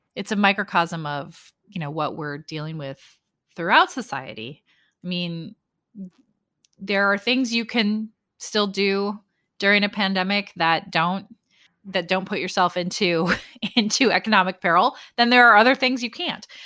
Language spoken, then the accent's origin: English; Sioux Falls, South Dakota, United States; Sioux Falls, South Dakota, my hometown